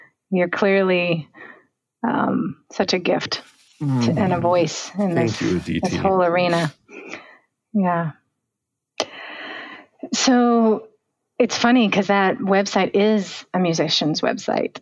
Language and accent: English; the South, United States; I grew up in the South